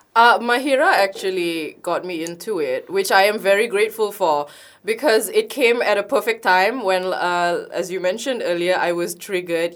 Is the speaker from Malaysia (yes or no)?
yes; Malaysia; I, as a Malaysian